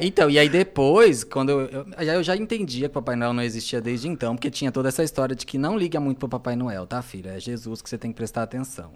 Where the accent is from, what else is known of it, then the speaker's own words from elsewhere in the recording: Quatá, São Paulo, Brazil; moved away; eu morava numa cidade muito pequenininha, né, que chama Coatá, que tem tipo 15 mil habitantes